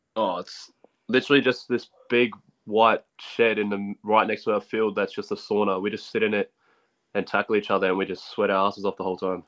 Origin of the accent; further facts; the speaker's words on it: Gold Coast, Queensland, Australia; also born or lived in Logan; I was raised in Ashmore, but I went to school at Palm Beach